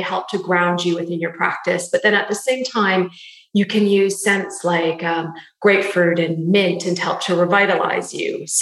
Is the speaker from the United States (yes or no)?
no; Canada; moved away as an adult; now in London, United Kingdom; I'm Canadian as well as you, but I'm based in London now, been here for 15 years.